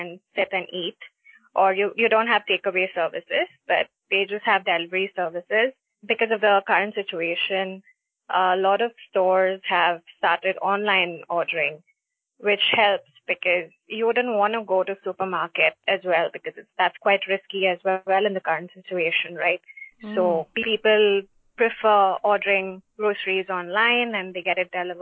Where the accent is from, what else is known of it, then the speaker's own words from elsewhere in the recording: Chennai, Tamil Nadu, India; moved away as an adult; also born or lived in Kolkata, India; now in Doha, Qatar; I'm from this place in India called Kolkata. Been raised in Chennai, that's in the southern part of India